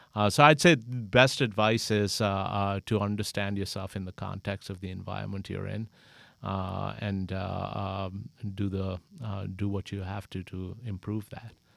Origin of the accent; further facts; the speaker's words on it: Pakistan; moved away as an adult; now in United States; I'm originally from Pakistan, came here to college, met my wife here, and decided to settle here.